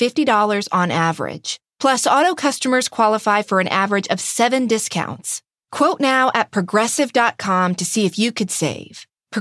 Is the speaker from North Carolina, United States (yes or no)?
yes; North Carolina, United States; my home state of North Carolina.